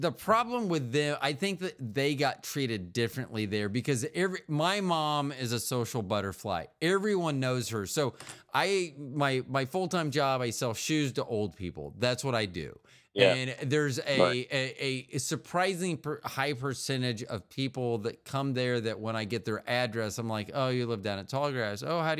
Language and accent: English; St. Petersburg, Florida, United States; born there; In 2005, I went down and petitioned Pinellas County. I was born in St. Petersburg.